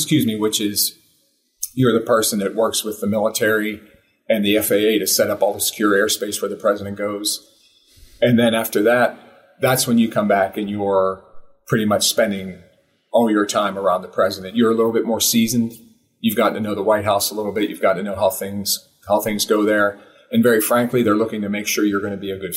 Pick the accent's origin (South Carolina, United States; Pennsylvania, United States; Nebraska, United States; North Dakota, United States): Pennsylvania, United States; Pittsburgh; I'm from Pittsburgh